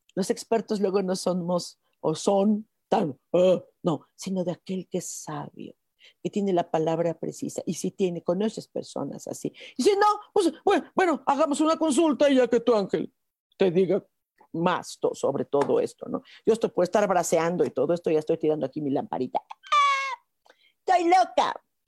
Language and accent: Spanish; Mexico; como mexicanos.